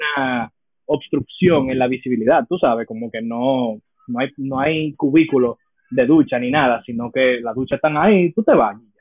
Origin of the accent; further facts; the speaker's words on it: United States; now in Dominican Republic; Yo me crié en Estados Unidos una gran parte de mi vida, poder decir fácilmente que la mitad de mi vida. Yo la viví en Estados Unidos, nací allá